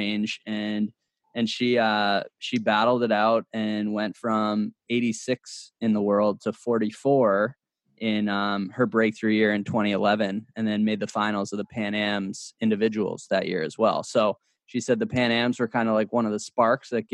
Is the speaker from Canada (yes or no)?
yes; Canada; we grew up on the Canadian circuit together